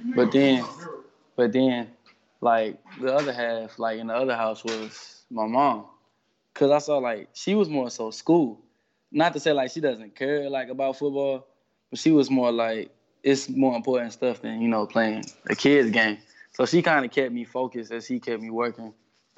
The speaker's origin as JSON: {"language": "English", "town": "Detroit", "region": "Michigan", "country": "United States", "said": "I'm from Detroit"}